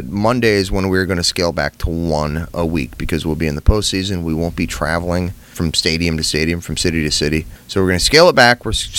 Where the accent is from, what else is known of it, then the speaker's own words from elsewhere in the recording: La Crosse, Wisconsin, United States; moved away; La Crosse, Wisconsin, my hometown.